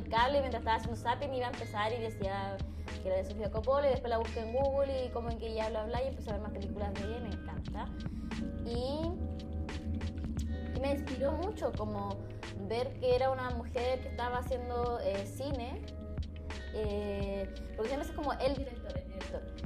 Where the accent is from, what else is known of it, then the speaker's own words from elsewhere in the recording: Coquimbo, Chile; moved away as an adult; now in Santiago, Chile; soy de la región de Coquimbo